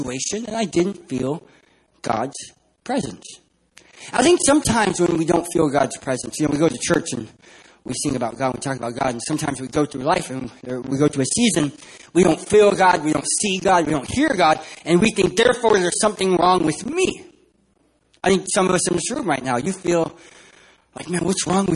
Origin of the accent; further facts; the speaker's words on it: San Diego, California, United States; I'm from San Diego, California, not San Diego, Texas